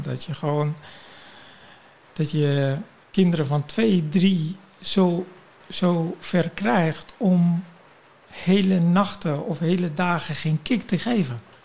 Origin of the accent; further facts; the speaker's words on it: Kurdistan Region, Iraq; now in Netherlands; ik ben natuurlijk geboren in Irak, in het noorden van Irak, Koerdistan. Ik ben Koerdisch.